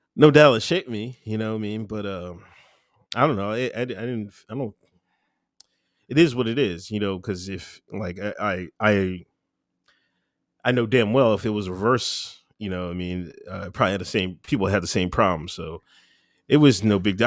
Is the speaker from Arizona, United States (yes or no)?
no; Exton, Pennsylvania, United States; also born or lived in West Chester, Pennsylvania; I grew up in Pennsylvania. Um, majority of the time, little small town, Exton, Pennsylvania.